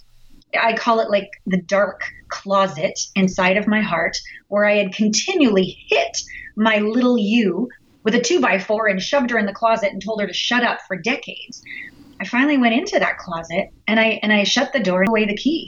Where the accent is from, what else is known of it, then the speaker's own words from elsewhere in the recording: Canada; we're all Canadian here